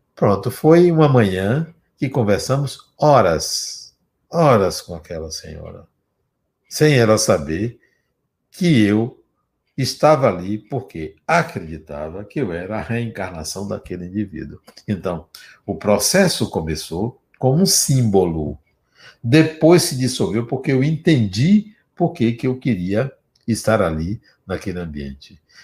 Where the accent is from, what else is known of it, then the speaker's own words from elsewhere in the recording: Brazil; eu sou brasileiro